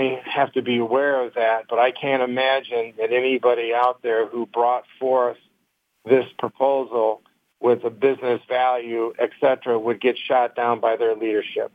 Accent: Detroit, Michigan, United States; We grew up in Detroit.

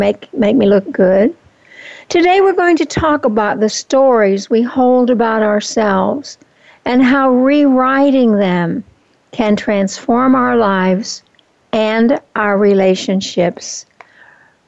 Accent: Oklahoma, United States; also born or lived in California; now in Fountain Hills, United States; When I was 8 years old, we moved from California to Oklahoma, where my new stepfather's family lived

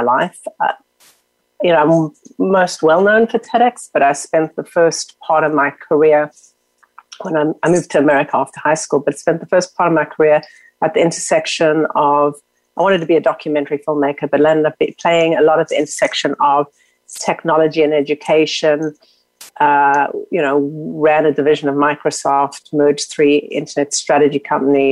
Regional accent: South Africa; moved away; I grew up in South Africa during apartheid.

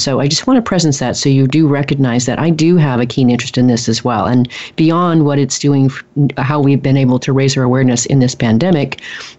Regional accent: Oregon, United States; moved away as an adult; also born or lived in Rio de Janeiro, Brazil; I'm from Oregon here in the United States, which is known to be much more of an environmentally friendly state. So I grew up, you know, hugging trees

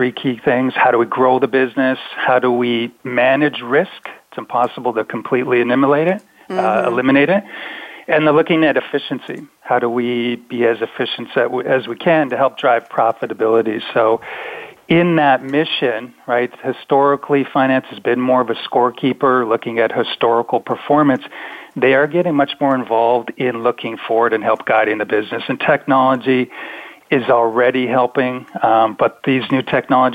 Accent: Canada; being a Canadian

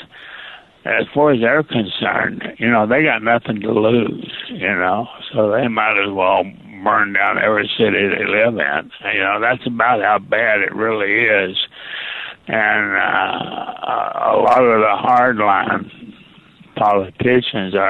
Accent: Eastern Kentucky, United States; I was born in Eastern Kentucky.

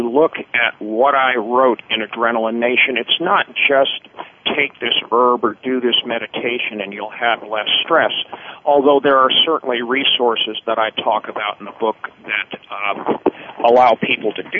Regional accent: New York City, New York, United States; I grew up in the New York City area, one of the highest stress environments in the country

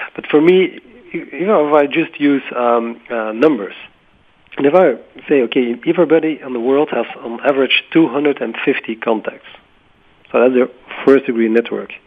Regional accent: Belgium; in Belgium, my home country

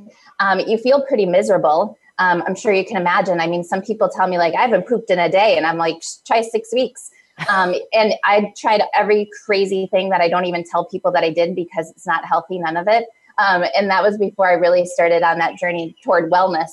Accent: Midwest, United States; moved away as an adult; also born or lived in East Coast; I was born and raised in the Midwest, but I was living out east

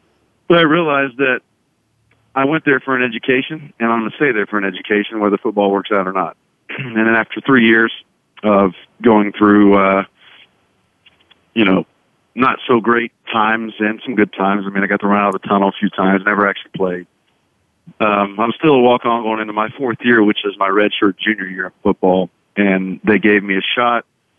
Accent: Charlotte, North Carolina, United States; also born or lived in Moore, Oklahoma; That's right. My dad was in the radio business. We moved from the Midwest and Moore, Oklahoma, which is outside of Norman, Oklahoma, to Charlotte.

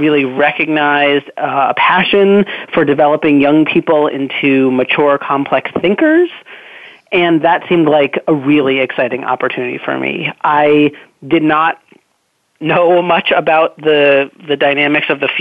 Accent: Newton, Massachusetts, United States; I grew up in Newton, Massachusetts, which is the town next door.

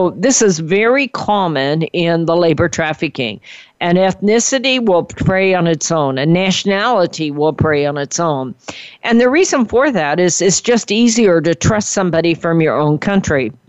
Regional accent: California, United States; I'm from California

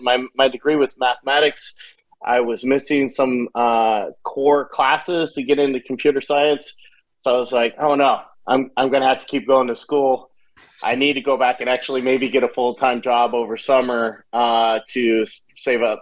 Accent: Tacoma, Washington, United States; I was born and raised in Tacoma, Washington

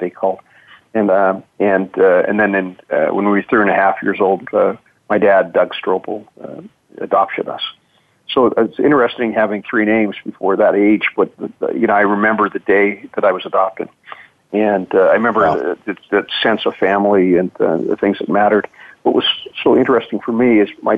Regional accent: Edmonton, Alberta, Canada; I grew up in Canada and was born in Edmonton.

